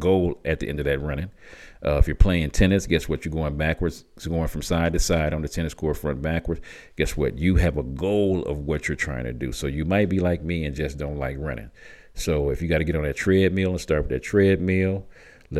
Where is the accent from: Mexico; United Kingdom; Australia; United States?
United States; Michigan; moved away; also born or lived in Tucson, Arizona; I grew up in Michigan